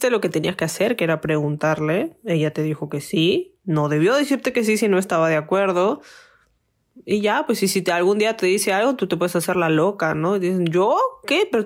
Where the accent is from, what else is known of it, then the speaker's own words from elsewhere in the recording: Mexico; Él, por ejemplo, era de Venezuela y yo soy de México.